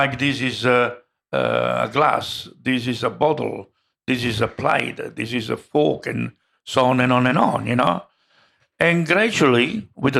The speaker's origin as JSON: {"language": "English", "country": "Italy", "second_language": "English", "moved": "yes", "lives_now": "Australia", "said": "I'm from Italy and I've been in Australia since 1955"}